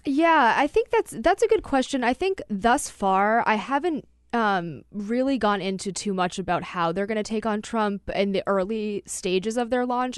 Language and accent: English; New Hampshire, United States; I'm from New Hampshire